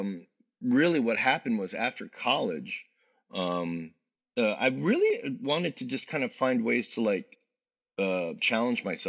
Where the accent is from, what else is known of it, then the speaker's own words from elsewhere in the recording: Virginia, United States; also born or lived in Washington, D.C.; growing up in Virginia